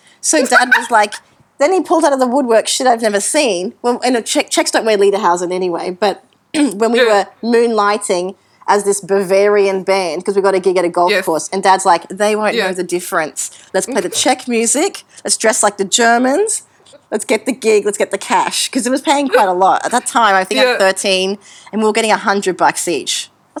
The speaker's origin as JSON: {"language": "English", "town": "Brisbane", "region": "Queensland", "country": "Australia", "tie": "born or raised there", "said": "in Queensland, Brisbane."}